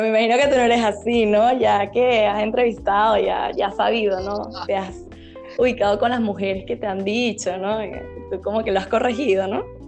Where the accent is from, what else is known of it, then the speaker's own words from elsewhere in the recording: Venezuela; soy de Venezuela